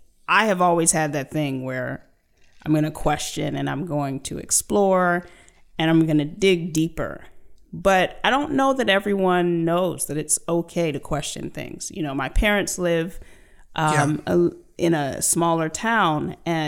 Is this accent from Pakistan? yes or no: no; Germany; born there; also born or lived in United States; my dad was in the military, so I lived all over the world. I was born in Germany